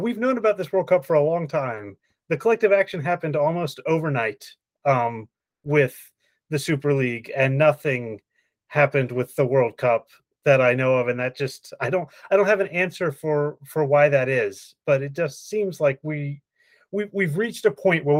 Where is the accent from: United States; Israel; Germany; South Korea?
United States; as an American